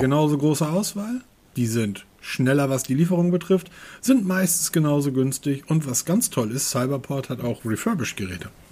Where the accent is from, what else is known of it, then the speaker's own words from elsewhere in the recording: Germany; ich bin Deutscher